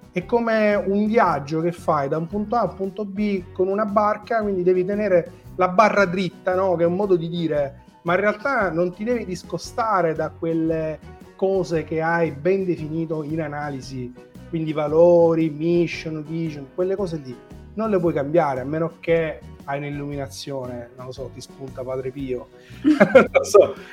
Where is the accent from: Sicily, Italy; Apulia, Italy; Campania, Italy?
Sicily, Italy; perché sono siciliano